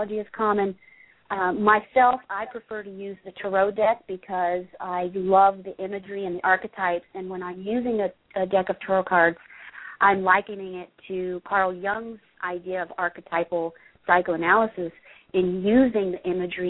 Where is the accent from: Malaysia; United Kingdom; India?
United Kingdom; England; moved away; I grew up in England